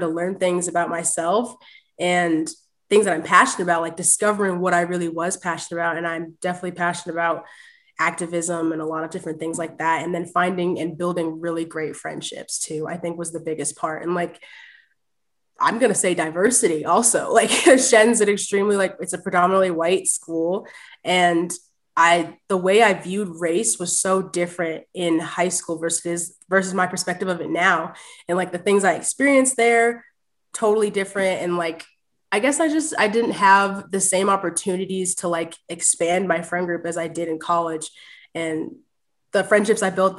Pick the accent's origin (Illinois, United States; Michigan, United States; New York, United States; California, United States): New York, United States; Clifton Park; I grew up in Clifton Park